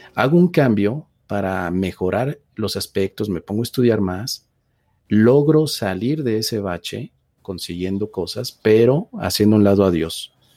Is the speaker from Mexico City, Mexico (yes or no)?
yes; Mexico City, Mexico; yo nací en la Ciudad de México